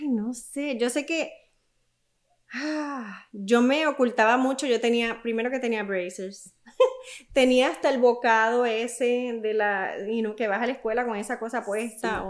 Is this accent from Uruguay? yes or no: no; Toa Alta, Puerto Rico; also born or lived in San Juan / Bayamón; yo crecí, bueno, nací en San Juan, pero solamente ese día. Eh, crecí entre Bayamón y en Toalta. Vivíamos en Puerto Rico.